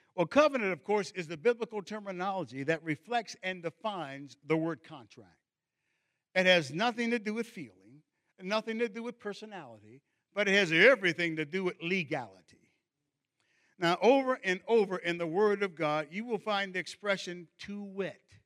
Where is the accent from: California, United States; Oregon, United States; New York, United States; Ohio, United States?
Ohio, United States; Cincinnati; growing up in Cincinnati, a large northern industrial city